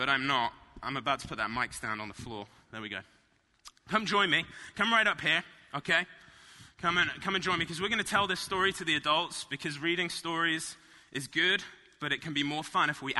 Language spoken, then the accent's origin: English; Marlow, South East England, United Kingdom; moved away; I grew up in a little town called Marlow.